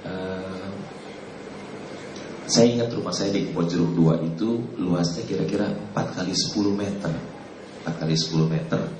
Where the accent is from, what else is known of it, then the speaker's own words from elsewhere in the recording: Jakarta, Indonesia; Saya eh, lahir di Jakarta 56 tahun yang lalu.